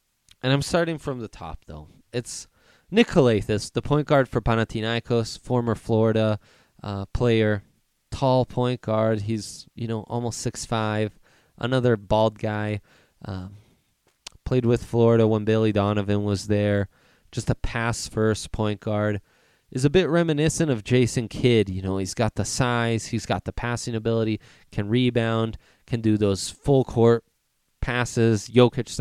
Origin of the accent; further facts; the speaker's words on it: Italy; moved away; I was raised in Italy and am fluent in Italian